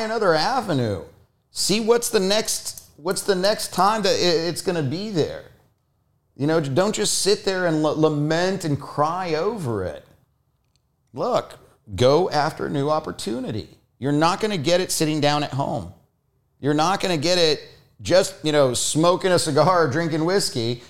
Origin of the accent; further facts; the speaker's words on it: Foz do Iguaçu, Paraná, Brazil; moved away; also born or lived in Curitiba, Brazil; I lived for many years in Curitiba, which is this, the capital of the state, but I was, I was born in the Iguazu Falls.